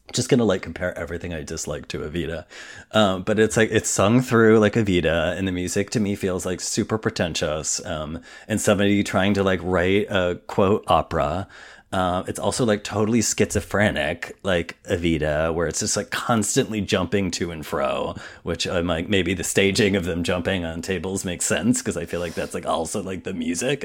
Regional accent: Indiana, United States; I'm from Indiana

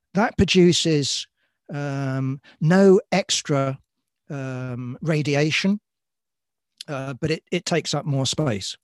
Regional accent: London, United Kingdom; born and raised in London

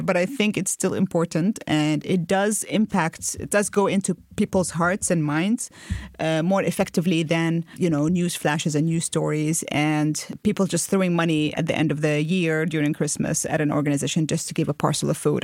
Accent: United Arab Emirates; moved away as an adult; also born or lived in Jordan / Lebanon; grew up in the U A E.

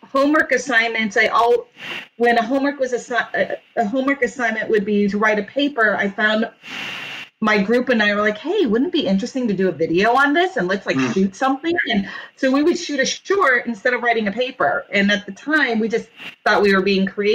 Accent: Orange County, Southern California, United States; also born or lived in New York; I did actually most of my growing up in Southern California in Orange County.

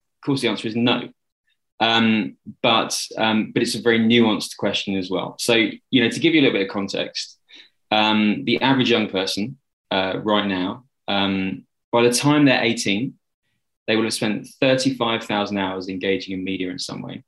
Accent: London, United Kingdom; I grew up in Southwest London

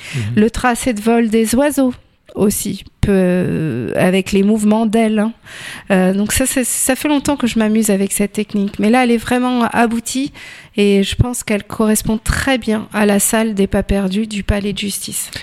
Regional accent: Tours, Centre-Val de Loire, France; je suis tourangelle de souche et férue de patrimoine

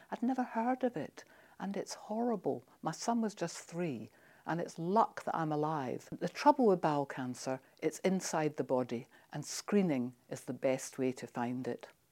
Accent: Scotland, United Kingdom; I'm Scottish

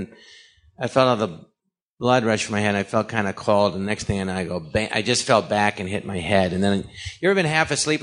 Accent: Los Angeles, California, United States; I grew up here in the Valley in Encino and Tarzana

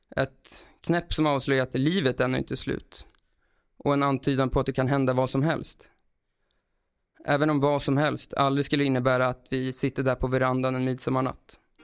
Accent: Brunflo, Jämtland, Sweden; now in Stockholm, Sweden; jag flyttade till Stockholm och han bodde kvar i Brunflo utanför Östersund där vi växte upp

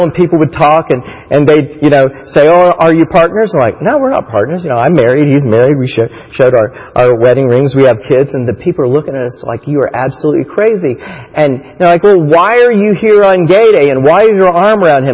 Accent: Titusville, Florida, United States; moved away; we grew up in Titusville, Florida, near Disney World

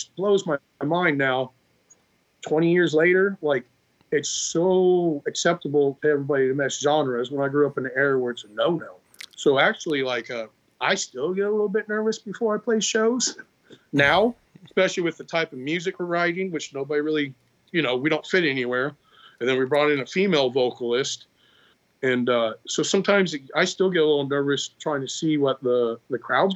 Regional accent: Florida, United States; also born or lived in Arkansas; I grew up in Florida, you know, my teens were, I graduated in 2002.

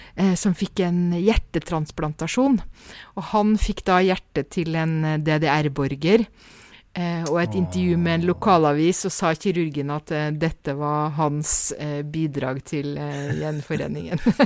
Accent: Norway; som nordmann

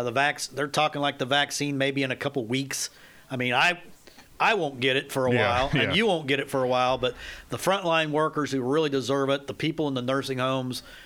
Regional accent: Southeast Kansas, United States; accent: southern twang; I'm not from the South. I'm from South Kansas, Southeast Kansas.

